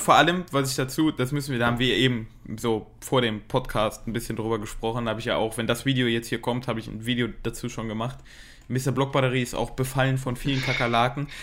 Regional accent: Germany; now in Japan; als Deutscher

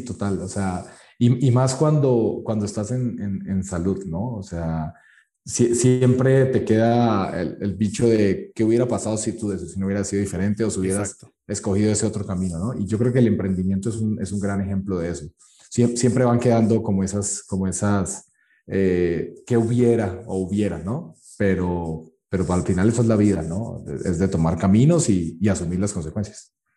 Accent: Colombia; now in Mexico; yo soy de Colombia

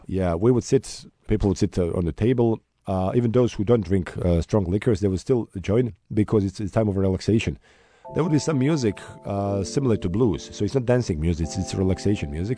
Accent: Sarajevo, Federation of Bosnia and Herzegovina, Bosnia & Herzegovina; Sarajevo, my hometown

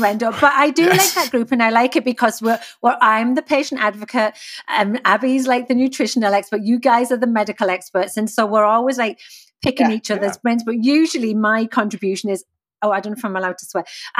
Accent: England, United Kingdom; now in Toronto, Canada; I'm also in Toronto. Abby and I hang out together. Ah. I didn't know that. Hey, but I'm English. And apparently my accent's way thicker than Spencer was expecting.

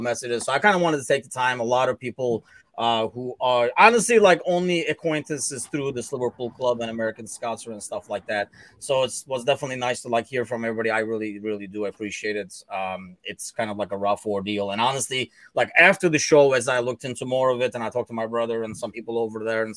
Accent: Turkey; moved away; I am originally from Turkey

